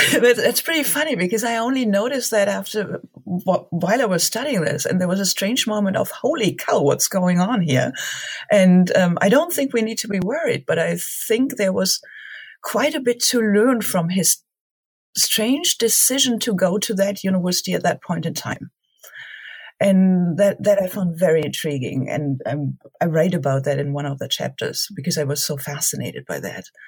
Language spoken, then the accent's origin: English; Germany; moved away; also born or lived in Marburg; Growing up in Germany